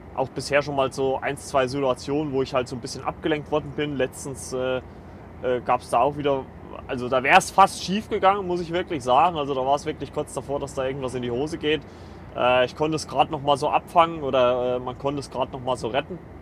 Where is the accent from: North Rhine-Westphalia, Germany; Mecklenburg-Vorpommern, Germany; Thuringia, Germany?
Thuringia, Germany; Kleinschmalkalden; moved away as an adult; aus Kleinschmalkalden weggezogen, da wo ich äh, lebe oder gelebt habe